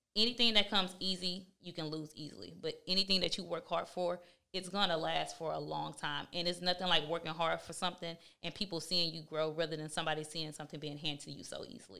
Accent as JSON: {"language": "English", "town": "Houston", "region": "Texas", "country": "United States", "said": "I'm from Houston, Texas."}